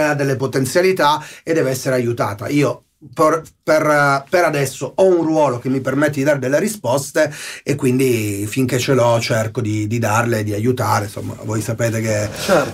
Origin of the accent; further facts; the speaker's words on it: Nichelino, Piedmont, Italy; mia mamma fa la maestra dell'elementare, mio papà è un, un impiegato. E, e arrivo da Nichelino